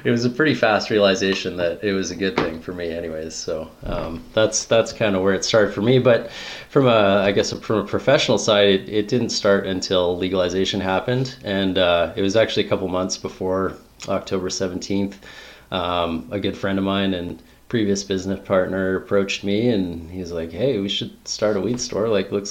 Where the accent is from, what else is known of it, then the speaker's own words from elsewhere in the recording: Smithers, British Columbia, Canada; I grew up in Smithers, BC, where I'm coming to you from now.